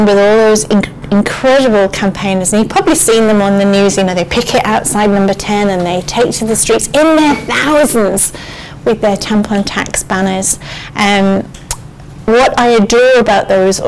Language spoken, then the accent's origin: English; Morecambe, North West England, United Kingdom; when I was a girl, I was brought up in the Lake District, and there was a marina in our town, in Morecambe